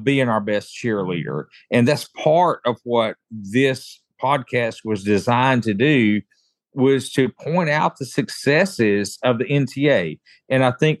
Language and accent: English; Mississippi, United States; my home state is Mississippi